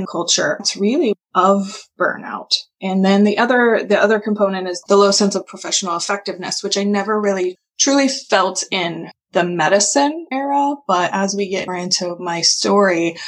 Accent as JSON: {"language": "English", "region": "Kansas area", "country": "United States", "also_born_or_lived": "Michigan", "said": "I am from the Kansas area"}